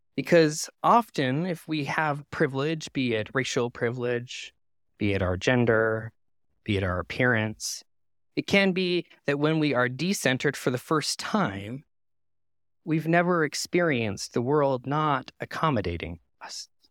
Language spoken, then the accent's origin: English; Canada; moved away; my home country of Canada